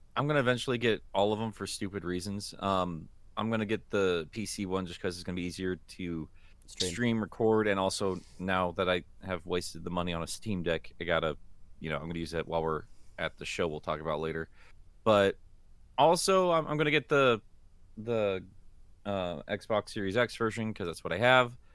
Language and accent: English; United States; I'm an American.